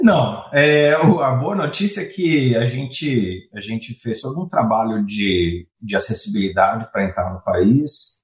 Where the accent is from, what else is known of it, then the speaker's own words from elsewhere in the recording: São Paulo, Brazil; moved away as an adult; now in United States; Eu sou original de São Paulo, Brasil, mas eu acabei fazendo minha carreira aqui fora, nos Estados Unidos.